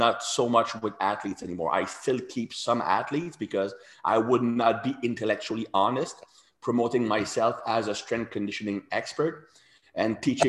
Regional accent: Canada; English is a second language; me being French Canadian, very similar background

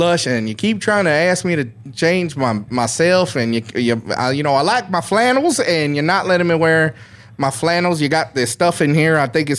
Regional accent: Las Vegas, Nevada, United States; Like, yeah, I'm from Vegas. You know, you don't fuck with Vegas either.

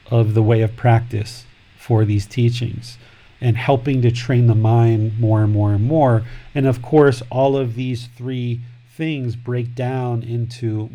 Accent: United States; moved away as an adult; now in Thailand; I grew up in America

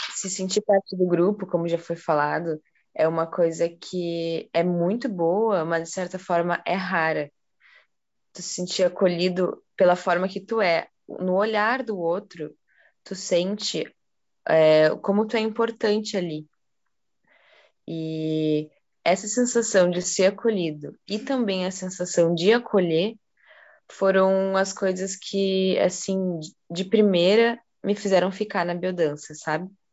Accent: Porto Alegre, Rio Grande do Sul, Brazil; moved away as an adult; now in Curitiba, Brazil; Eu sou de Porto Alegre e eu fui para Curitiba para estudar. Eu estou em Curitiba faz uns cinco anos

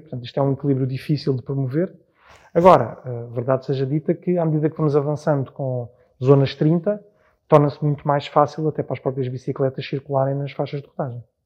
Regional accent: Portugal; poder morar na freguesia que sirvo, para além de ter sido a freguesia onde nasci e onde vivi toda a minha vida praticamente

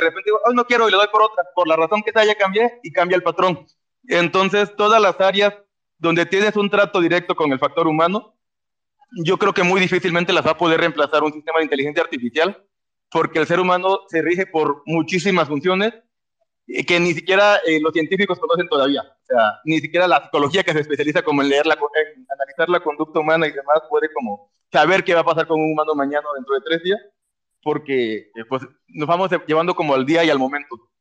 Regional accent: Mexico

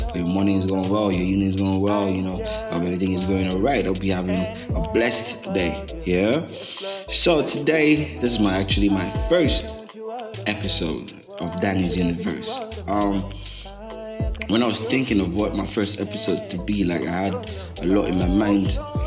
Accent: Gambia; also born or lived in Bakau, Gambia; I was born and raised in the Gambia. Been here almost all my life

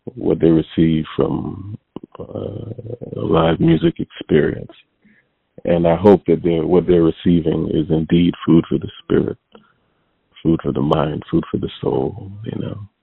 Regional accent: Hartford, Connecticut, United States; also born or lived in Windsor, Connecticut; I was born in Hartford, uh, Connecticut and then um early on I moved to a suburb outside of Hartford called Windsor, Connecticut

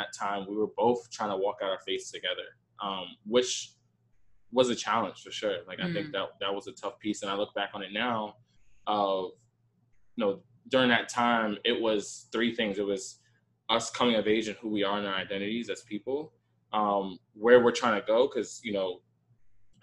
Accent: New York City, New York, United States; also born or lived in Bushwick, Brooklyn; I am originally from Queens

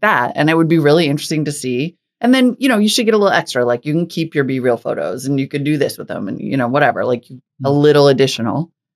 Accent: Montana, United States; moved away; also born or lived in North Dakota; I grew up in Montana and North Dakota

